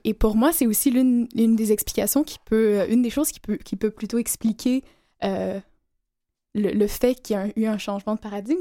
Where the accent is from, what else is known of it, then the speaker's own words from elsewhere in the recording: Algeria; moved away; je suis née en Algérie